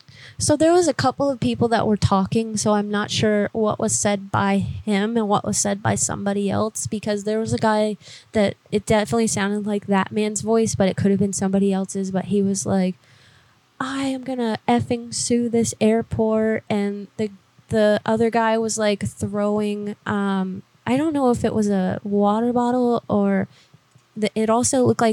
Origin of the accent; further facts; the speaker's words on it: Oregon, United States; now in New York, United States; I'm actually from Oregon, but I'm working in New York right now, and I was working in Miami.